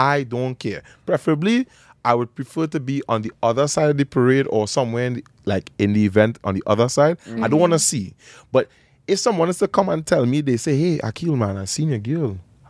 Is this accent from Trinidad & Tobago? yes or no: yes; Trinidad & Tobago; moved away; I'm a Trinidadian man, I'm from Trinidad and Tobago. I understand the culture.